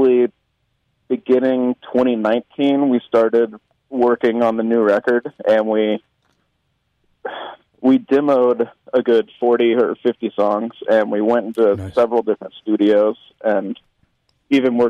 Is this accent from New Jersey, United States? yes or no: no; Memphis, Tennessee, United States; I grew up in Memphis.